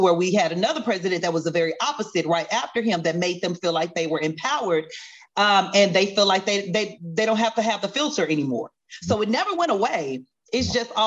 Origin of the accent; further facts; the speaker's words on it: the South, United States; now in Texas, United States; growing up in the South